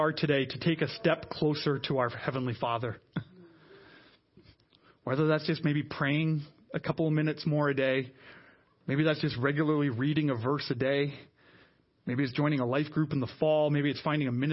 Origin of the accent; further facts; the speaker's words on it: Canada; now in Ottawa, Canada; we as Canadian Christians, we here in the city of Ottawa